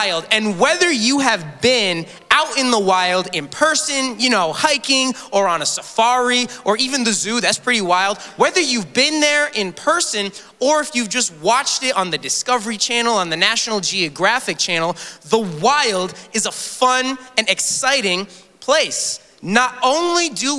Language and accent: English; Massachusetts, United States; moved away; also born or lived in Phoenix, Arizona; I am originally from Massachusetts.